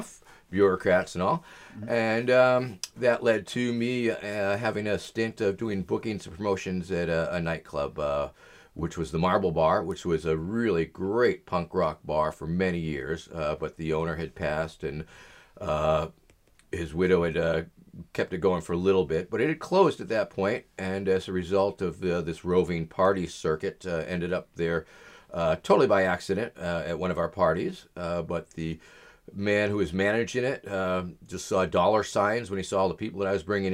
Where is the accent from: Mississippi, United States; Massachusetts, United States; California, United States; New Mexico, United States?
Massachusetts, United States; Gloucester; moved away as an adult; also born or lived in Baltimore; this is Gloucester. This is my hometown, for sure.